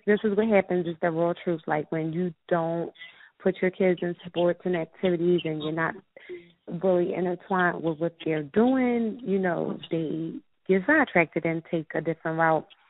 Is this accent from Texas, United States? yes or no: no; Philadelphia, Pennsylvania, United States; I'm from West Philadelphia, born and raised